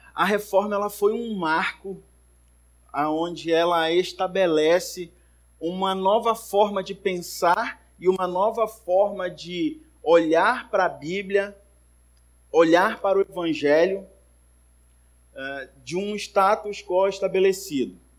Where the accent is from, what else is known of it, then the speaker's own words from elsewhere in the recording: Manaus, Amazonas, Brazil; Cresci lá na primeira igreja batista de Manaus